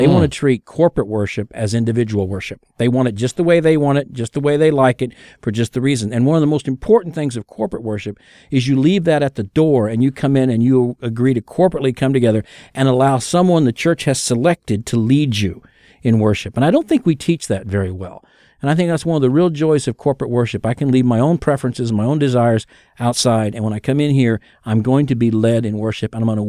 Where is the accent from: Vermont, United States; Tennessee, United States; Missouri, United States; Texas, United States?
Missouri, United States; Kansas City; I'm from Kansas City. That's Hallmark's world headquarters, the whole bit.